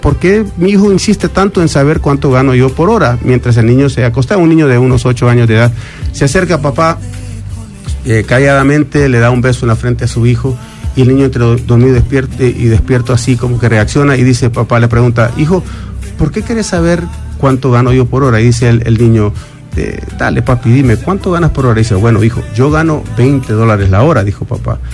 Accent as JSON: {"language": "Spanish", "country": "Honduras", "also_born_or_lived": "New York, United States", "moved": "yes", "lives_now": "Miami, United States", "said": "cantante hondureño porque soy un catracho"}